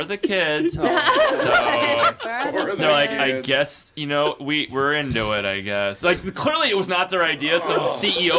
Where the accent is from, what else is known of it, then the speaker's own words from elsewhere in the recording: Iowa, United States; When I was a kid growing up in Iowa